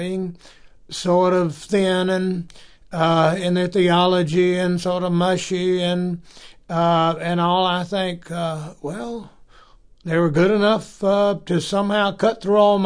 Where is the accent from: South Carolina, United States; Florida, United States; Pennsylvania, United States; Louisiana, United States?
South Carolina, United States; I'm from South Carolina